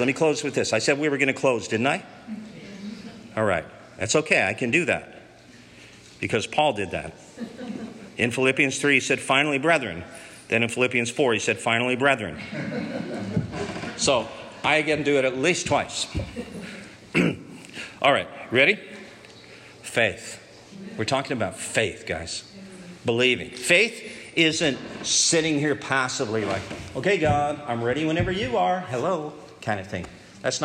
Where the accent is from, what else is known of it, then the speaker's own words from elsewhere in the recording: Canada; We're Canadians